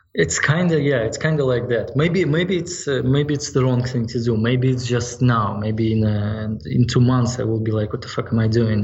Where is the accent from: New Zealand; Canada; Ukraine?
Ukraine; Yalta, Crimea; now in United States; my hometown it's uh, in ukraine in yalta